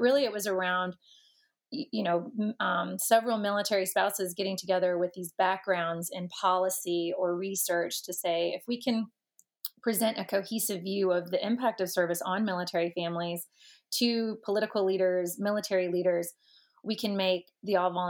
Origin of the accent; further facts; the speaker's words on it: Georgia, United States; So as a Georgia fan, Georgia, and went to the University of Georgia on the Hope Scholarship